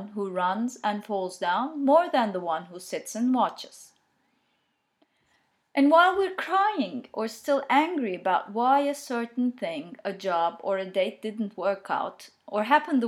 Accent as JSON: {"language": "English", "country": "Turkey", "second_language": "English", "said": "I'm Turkish, but I've studied and experienced and read and discovered a lot in English"}